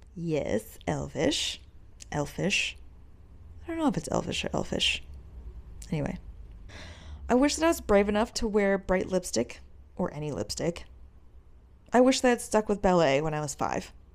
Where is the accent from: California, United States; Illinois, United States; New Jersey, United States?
Illinois, United States; outside Chicago; moved away; also born or lived in Korea; I grew up right outside Chicago